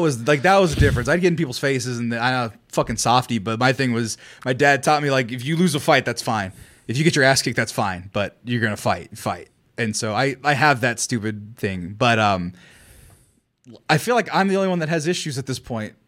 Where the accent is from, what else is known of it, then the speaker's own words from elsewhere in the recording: Fresno, California, United States; Fresno, my hometown